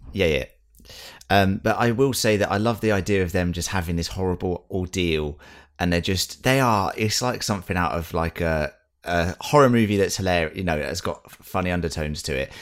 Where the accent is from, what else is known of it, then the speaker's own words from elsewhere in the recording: United Kingdom; we're British